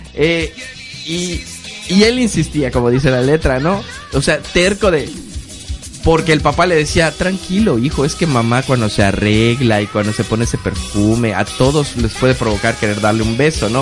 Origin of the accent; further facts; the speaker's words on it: Yucatán, Mexico; los mexicanos y los yucatecos no dejamos las cosas a último minuto